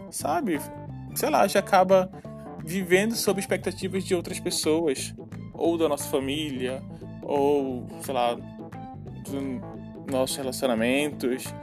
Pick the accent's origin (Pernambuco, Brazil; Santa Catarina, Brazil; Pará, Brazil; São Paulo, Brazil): Pará, Brazil; Ananindeua; accent: Pará chiado; now in Florianópolis, Brazil; Eu, por exemplo, sou natural de Ananindeua, que fica ali na Grande Belém, no Pará. Sim, gente, eu sou paraense. Talvez vocês tenham percebido um pouco com relação ao meu chiado.